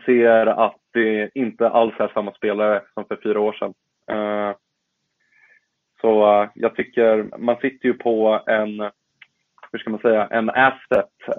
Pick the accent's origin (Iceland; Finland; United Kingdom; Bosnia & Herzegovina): Bosnia & Herzegovina; now in Sweden; som bosnier